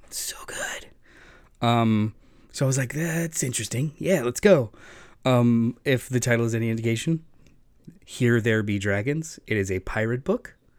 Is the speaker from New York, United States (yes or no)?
no; Florida, United States; growing up in Florida